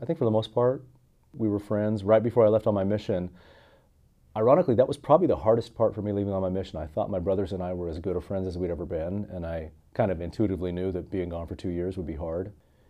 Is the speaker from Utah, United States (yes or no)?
yes; Oakley, Utah, United States; I grew up in Oakley, Utah, Zion, we call it there. It's a beautiful little kind of farm town, bedroom community about 45 minutes southeast of Salt Lake City. So up in the mountains, kind of by Heber City, Park City.